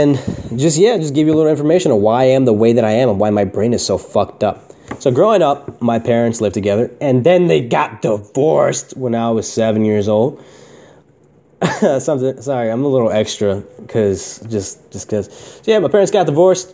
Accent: Newburgh, New York, United States; I was born in Newburgh, New York, USA

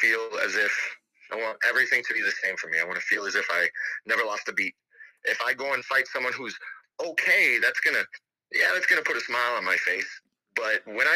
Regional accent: Harvey, Illinois, United States; I grew up in Harvey

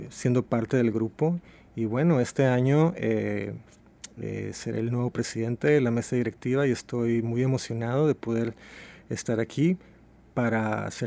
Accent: Mexico; now in Seattle, United States; obviamente. Yo soy originario de México, pero llevo en Seattle desde 1996, poco más de 20 años.

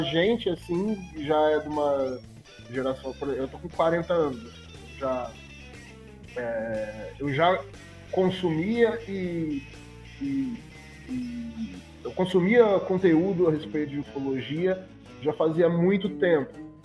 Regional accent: interior of São Paulo, Brazil; eu sou daqui do interior de São Paulo

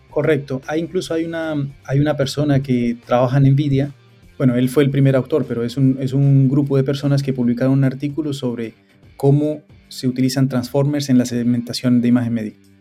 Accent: Cúcuta, Norte de Santander, Colombia; moved away as an adult; now in London, United Kingdom; Yo soy de, de Cúcuta, de Colombia

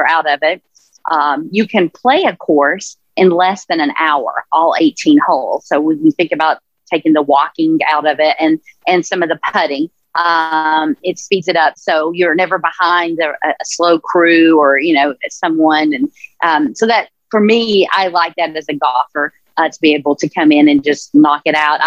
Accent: Tennessee, United States; moved away as an adult; now in Monterey, United States; I grew up in Tennessee and grew up in the Smoky Mountains, and first job was at Dollywood

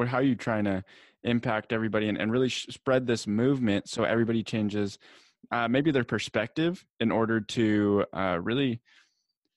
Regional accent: San Diego, California, United States; San Diego where I'm from

